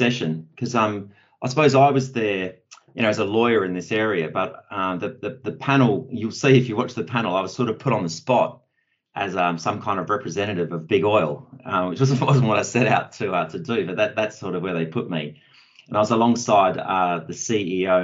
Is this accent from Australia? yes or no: yes; Perth, Western Australia, Australia; I'm originally from Perth myself, and where I started my career